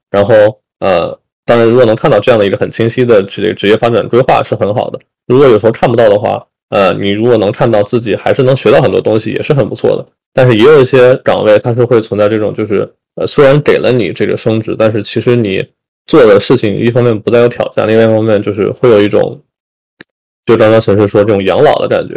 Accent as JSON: {"language": "Chinese", "country": "China", "moved": "yes", "said": "作为中国人，或者说就是我们作为这个 Asian"}